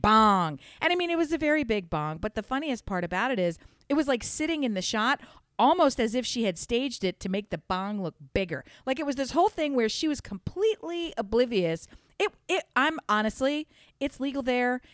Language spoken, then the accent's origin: English; Newark, United States; I grew up in Newark